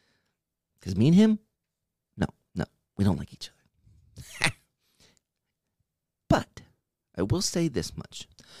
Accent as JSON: {"language": "English", "region": "East Coast", "country": "United States", "said": "I'm from the East Coast. That's all you need to know."}